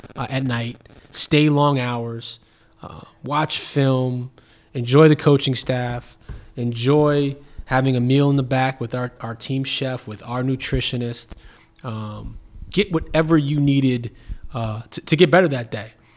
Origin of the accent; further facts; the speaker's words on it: New York City, New York, United States; moved away as an adult; now in Cleveland, United States; being born and raised in Brooklyn is certainly who I am and, and where I'm from